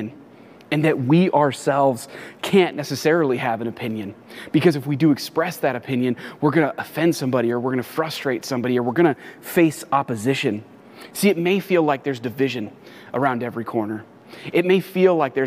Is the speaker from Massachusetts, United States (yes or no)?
no; Los Angeles, California, United States; moved away as an adult; now in San Diego, United States; I was actually born and raised in the Los Angeles area.